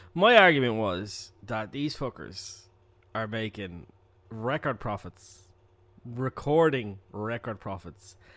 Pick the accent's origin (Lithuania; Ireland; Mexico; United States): Ireland; as an Irish person